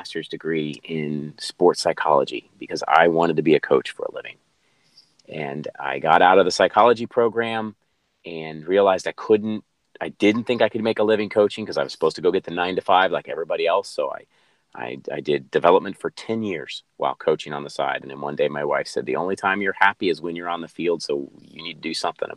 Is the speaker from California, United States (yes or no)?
no; Cincinnati, Ohio, United States; moved away as an adult; also born or lived in North Carolina; now in San Diego, United States; born and raised in Cincinnati, Ohio